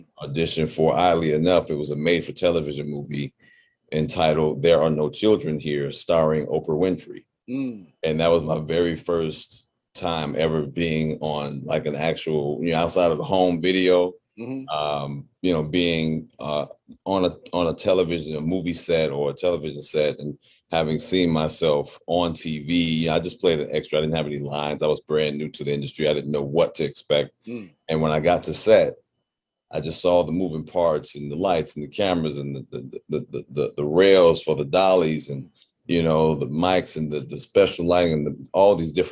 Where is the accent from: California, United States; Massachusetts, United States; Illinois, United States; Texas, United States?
Illinois, United States; Chicago; moved away as an adult; now in Los Angeles, United States; born and bred on the south side of Chicago in the area called the Wild Hunnets